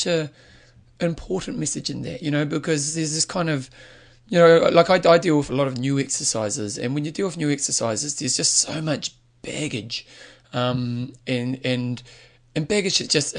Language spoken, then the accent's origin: English; New Zealand; being a Kiwi